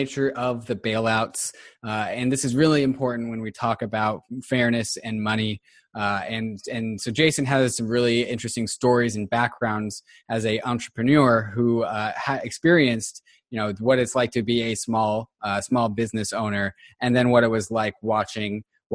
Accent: Seattle, Washington, United States; also born or lived in Los Angeles; And I'm from Seattle

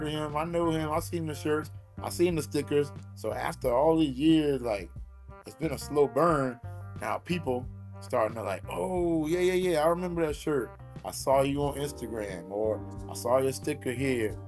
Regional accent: South Carolina, United States; I grew up in South Carolina

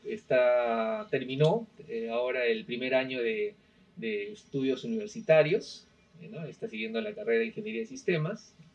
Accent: Arequipa, Peru; moved away as an adult; also born or lived in Moquegua / Tacna; now in Lima, Peru; yo nací, soy arequipeño, nací en, Arequipa, obviamente. Este, actualmente eh, tengo ya prácticamente más de 15 años viviendo en Lima. Yo estudié todos mis estudios secundarios, universitarios en Arequipa

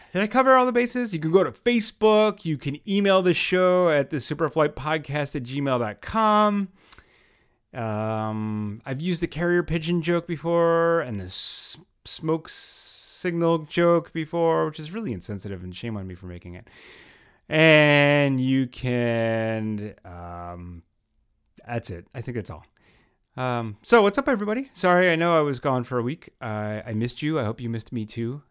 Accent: the Great Northeast, United States; I was born here in the United States, right in the Great Northeast

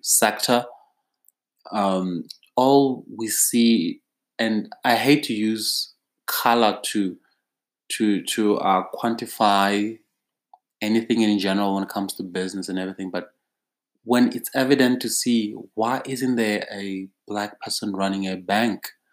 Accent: South Africa; as a South African

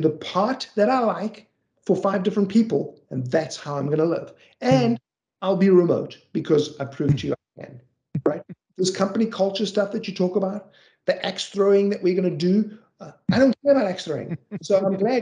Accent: Johannesburg, Gauteng, South Africa; I grew up in South Africa. I grew up in a city called Johannesburg

